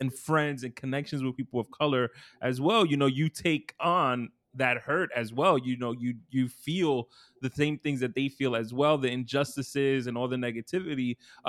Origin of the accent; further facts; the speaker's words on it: Brooklyn, New York, United States; you're from Newark, I'm from Brooklyn.